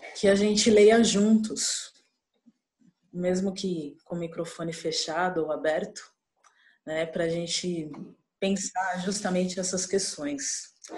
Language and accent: Portuguese; São Paulo, Brazil; sou paulistana